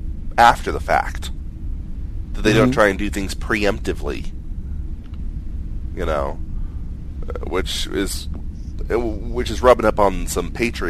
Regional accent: United States; because I'm an American and I'm doing this job

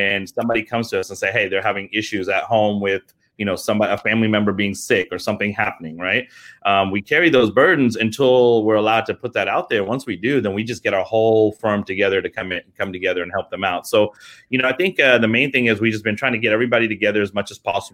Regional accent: England, United Kingdom; moved away; I'm British, actually. I was born in England. My whole family's out from there

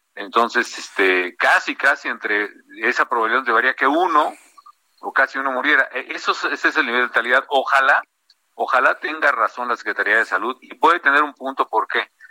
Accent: Morelia, Michoacán, Mexico; moved away; also born or lived in Mexico City; en Morelia, en mi tierra

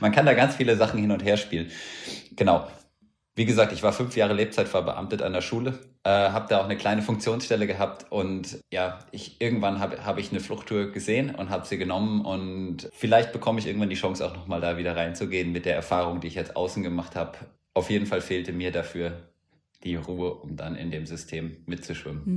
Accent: Hesse, Germany; Ich bin ja in Hessen aufgewachsen

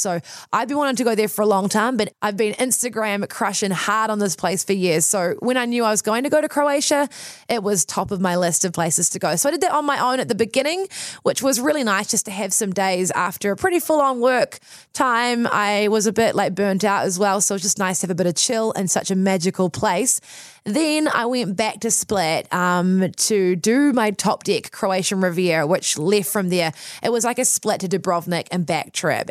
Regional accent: Wellington, New Zealand; growing up in New Zealand, also growing up in Wellington

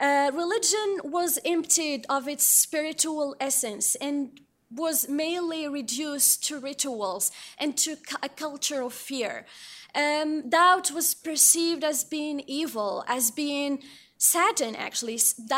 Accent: Morocco; some details and some stories of Amir that I personally had to experience growing up in Morocco.

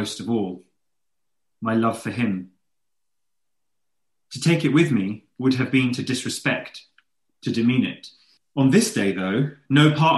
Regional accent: London, United Kingdom; also born or lived in Oxford; growing up in East London

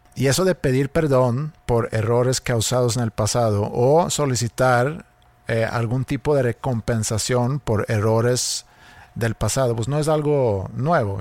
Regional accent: Sweden; siendo sueco

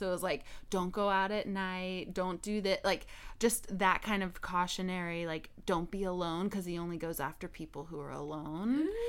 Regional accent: San Antonio, Texas, United States; we're from San Antonio.

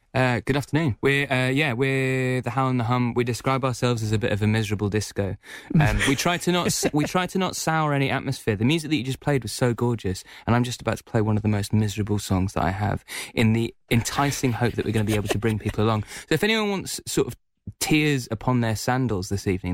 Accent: Essex, East of England, United Kingdom; now in Leeds, United Kingdom; I'm originally from Essex, but I live in Leeds at the moment in the north of England.

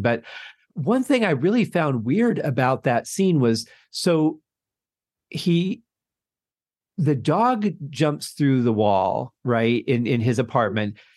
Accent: Michigan, United States; growing up in Michigan, we used to have an amusement park

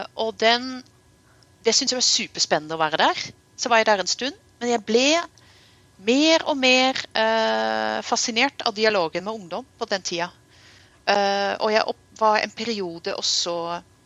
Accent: Netherlands; now in Norway; jeg vokste opp i Nederland

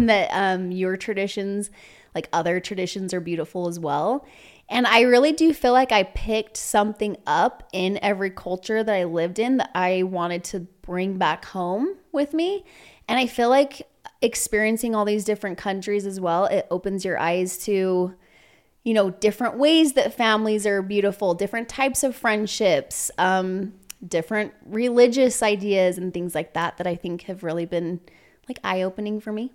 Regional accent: Provo, Utah, United States; also born or lived in Walnut Creek, California / Salt Lake City, Utah; I spent most of my childhood in Provo. I went to school and all my upbringing was in Provo.

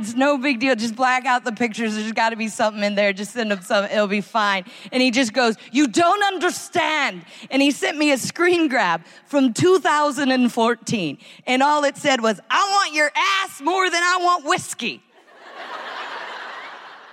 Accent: United States; now in United Kingdom; I love being an American, especially an American who lives in Britain

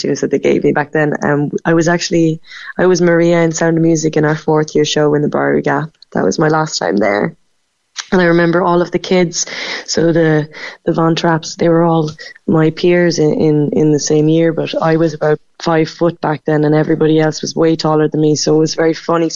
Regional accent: Macroom, Munster, Ireland; moved away as an adult; also born or lived in Cork / London; I'm from Macroom. I grew up in Raleigh

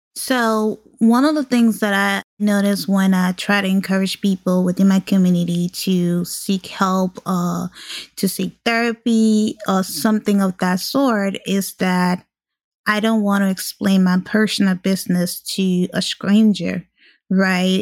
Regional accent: Liberia; now in United States; Growing up in Liberia

